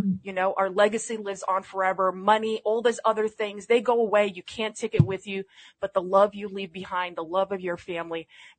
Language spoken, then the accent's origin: English; New York City, New York, United States; I'm from the Bronx.